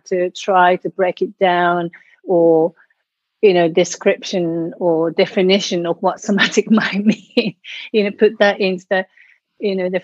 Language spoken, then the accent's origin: English; Tokyo, Japan; English is a second language; moved away as an adult; now in United Kingdom; I come from Japan. I was born in Tokyo, and I came to UK in mid-80s, late 80s.